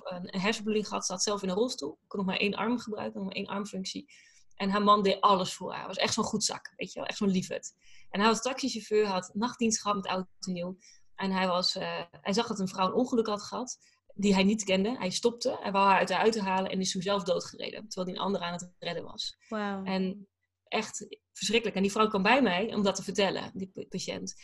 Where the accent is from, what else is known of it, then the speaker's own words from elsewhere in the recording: Drenthe, Netherlands; also born or lived in Groningen; now in United States; ik kom natuurlijk uit Drenthe. En, en, mhm. daarna heel veel, nou, groot gedeelte Groningen gewoond.